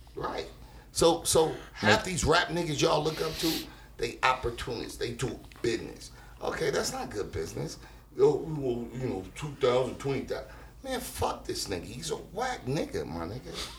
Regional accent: Los Angeles, California, United States; also born or lived in Carson; I'm from Watts

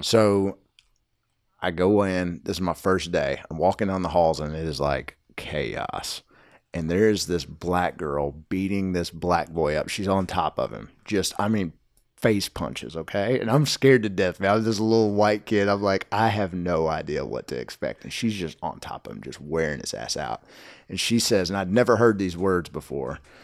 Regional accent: Nashville, Tennessee, United States; I grew up in Hermitage

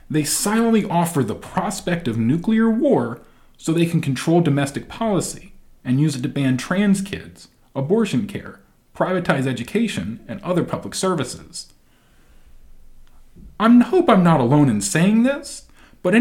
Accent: United States; as an American

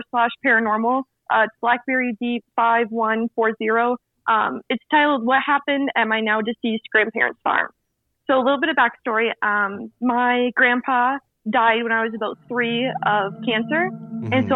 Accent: northern Minnesota, United States; accent: Minnesota; I grew up in the Midwest. The state I grew up in is northern Minnesota

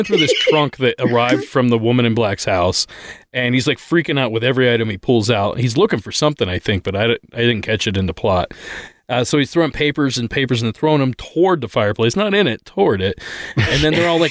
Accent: Ohio, United States; where I grew up in Ohio

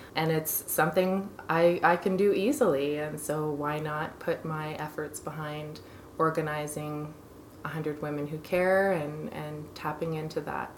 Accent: Kingston, Ontario, Canada; now in Calgary, Canada; I'm from Kingston in Ontario originally

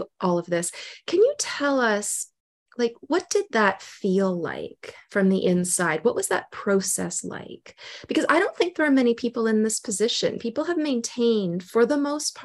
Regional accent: Ontario, Canada; I'm from Ontario.

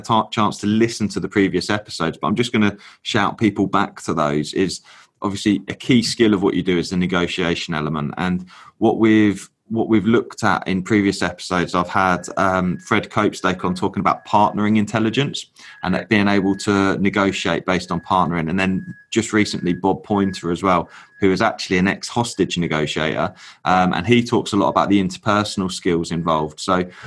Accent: England, United Kingdom; I'm a proper Southerner

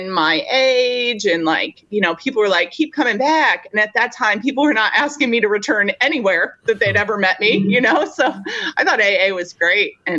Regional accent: Denver, Colorado, United States; I am originally from Denver, Colorado

